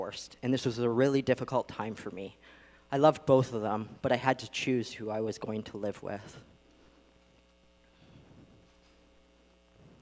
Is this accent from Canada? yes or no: yes; Vancouver Island, British Columbia, Canada; I grew up on Vancouver Island